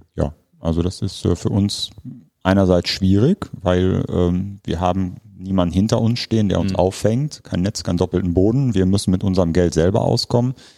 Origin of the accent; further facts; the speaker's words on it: Ruhr area, North Rhine-Westphalia, Germany; moved away as an adult; now in Bremen, Germany; Wir stammen ursprünglich aus dem Ruhrgebiet